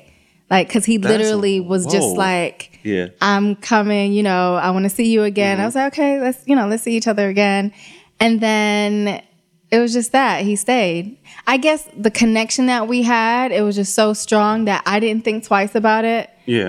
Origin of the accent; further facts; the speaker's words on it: London, United Kingdom; Yeah, I was born in London, yes.